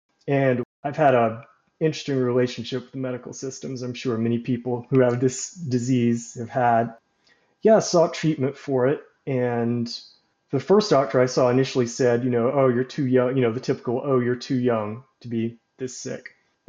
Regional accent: Birmingham, Alabama, United States; I'm 34, and I grew up in Birmingham, Alabama, and that's where I currently am.

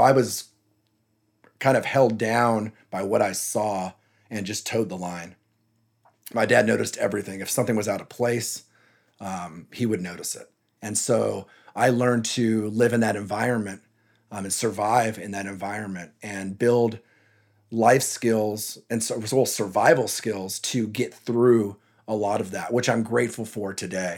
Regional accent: San Jose, California, United States; also born or lived in Texas / Santa Cruz; I was born in San Jose, as I mentioned earlier, I'm from the San Jose area.

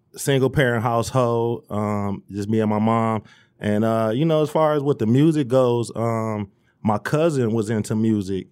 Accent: Romulus, Michigan, United States; also born or lived in Dearborn, Michigan; I'm from Romulus. Uh, I was born in Dearborn, but, you know, the fam was already in Romulus

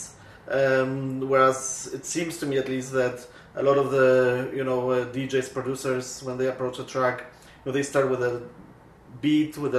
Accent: Poland; now in Winnipeg, Canada; I come from Poland myself, and I came to Canada in 1989

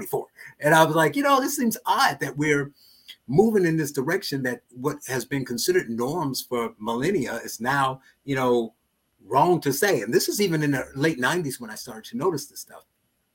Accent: Gary, Indiana, United States; I was born and raised in Gary, Indiana

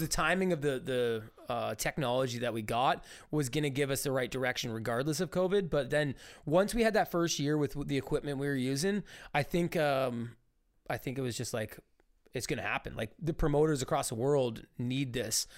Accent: Ontario, Canada; growing up in Ontario

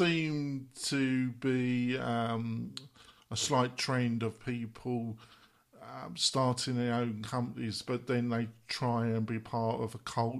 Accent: United Kingdom; I am British

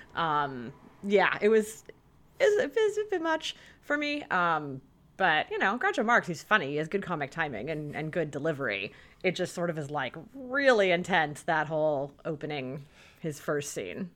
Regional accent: United States; growing up in America in the 20th century.

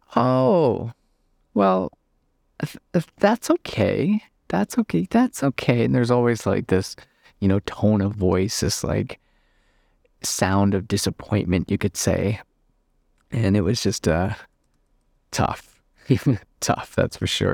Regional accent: Northern Canada, Canada; I'm from Northern Canada

